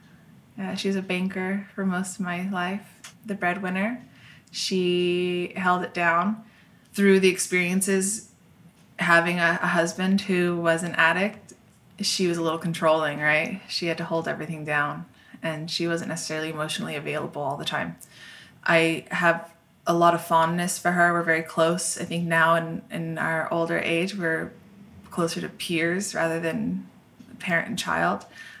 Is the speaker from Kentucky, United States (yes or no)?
no; Orange, California, United States; born there; I was born in Orange, and my family moved a lot when I was growing up.